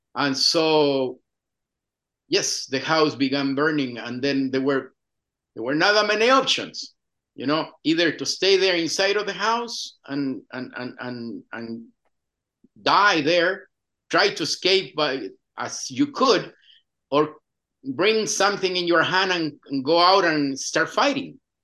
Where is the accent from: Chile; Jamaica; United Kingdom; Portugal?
Chile; English is a second language; moved away as an adult; I was born in a small town in the central coast of Chile, 100 kilometers uh, from Santiago.